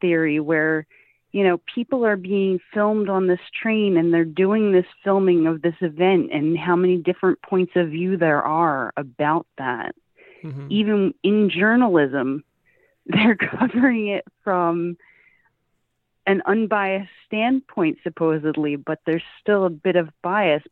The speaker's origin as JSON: {"language": "English", "town": "Philadelphia", "region": "Pennsylvania", "country": "United States", "said": "I'm from Philadelphia"}